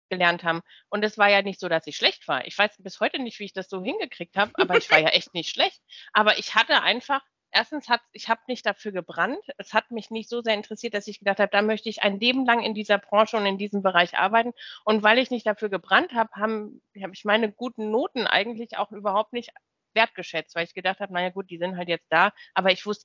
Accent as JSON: {"language": "German", "region": "Hesse", "country": "Germany", "said": "Ja, genau, ich komme eigentlich da aus Rhein-Main-Gebiet."}